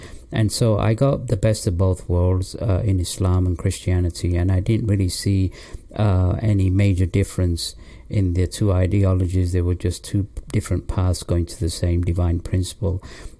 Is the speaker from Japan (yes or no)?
no; England, United Kingdom; also born or lived in Pakistan / London; Well, I was born in Pakistan, and my parents moved to England when I was 3 years old, and I was raised in England, in the north of England, till the age of 10, and then we moved to London.